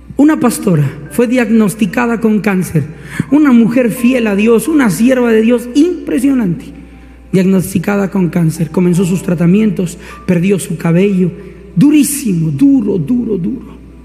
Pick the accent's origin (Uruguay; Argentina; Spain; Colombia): Colombia; como diríamos acá en Colombia